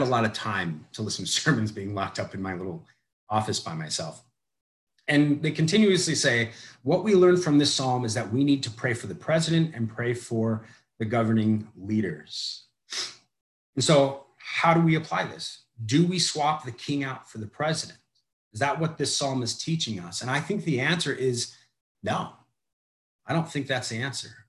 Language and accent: English; United States; as an American Christian